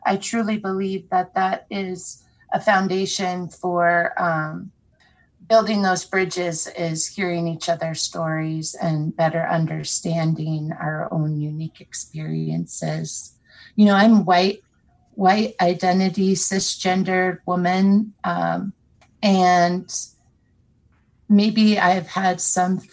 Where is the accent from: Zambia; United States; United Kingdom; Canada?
United States; Wolf Point, Montana; I am a non-Indigenous, sixth-generation Montanan. I was born in Wolf Point on the Fort Peck Reservation